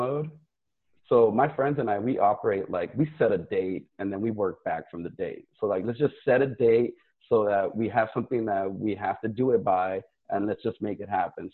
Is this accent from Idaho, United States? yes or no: no; Los Angeles, California, United States; I was born and raised in South Central Los Angeles, a product of the LA Unified School District, went to community college out here. So born and raised here in LA.